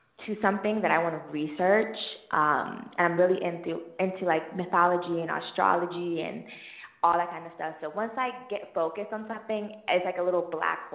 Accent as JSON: {"language": "English", "region": "South Florida", "country": "United States", "tie": "born or raised there", "moved": "as an adult", "lives_now": "Atlanta, United States", "said": "I'm from South Florida"}